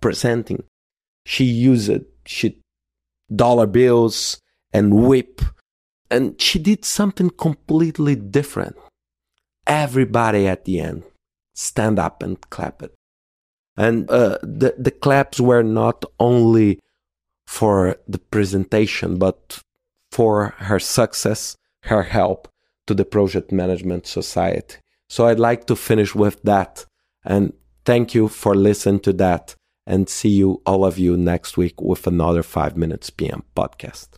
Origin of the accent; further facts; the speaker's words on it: Belo Horizonte, Minas Gerais, Brazil; my hometown in Belo Horizonte in Brazil